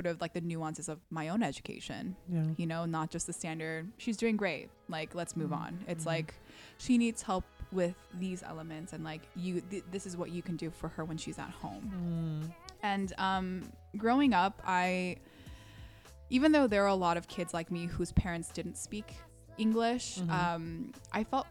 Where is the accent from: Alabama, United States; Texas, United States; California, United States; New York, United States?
California, United States; Orange County; first language Korean; English is a second language; also born or lived in Ontario, California; we didn't move on to Orange County until I was like five or six